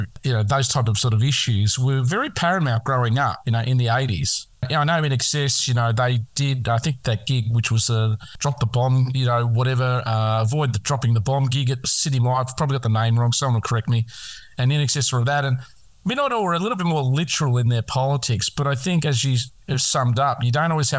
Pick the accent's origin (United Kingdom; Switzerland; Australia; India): Australia; as a child growing up in Australia